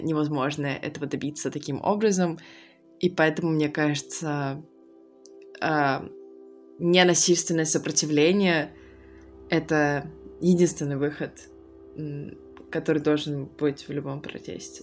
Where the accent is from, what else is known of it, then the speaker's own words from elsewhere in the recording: Khabarovsk, Khabarovsk Krai, Russia; moved away; я выросла в Хабаровске, я хабаровчанка